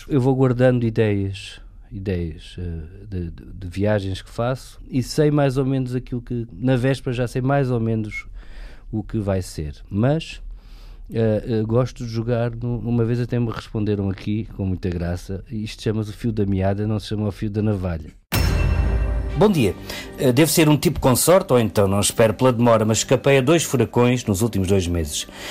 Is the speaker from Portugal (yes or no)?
yes; Alentejo, Portugal; eu sou alentejano